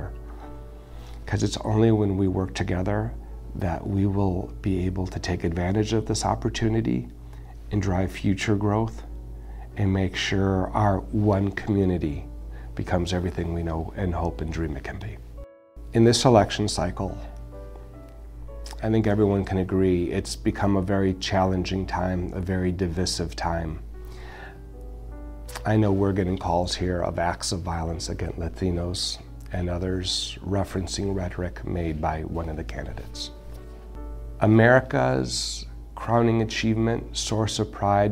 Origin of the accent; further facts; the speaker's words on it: United States; also born or lived in Milwaukee; I take great pride in being a Hispanic American. But at the end of the day, I am American